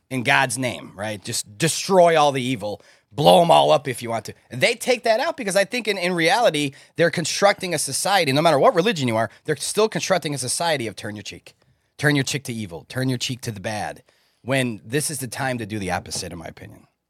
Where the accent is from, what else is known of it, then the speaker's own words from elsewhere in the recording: Chicago, Illinois, United States; I was born in Chicago. So we were taught in school about the Chicago fire